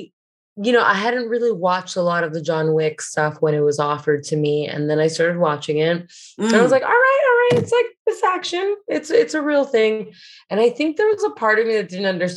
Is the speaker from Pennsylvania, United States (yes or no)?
no; Hialeah, Florida, United States; I grew up in Hialeah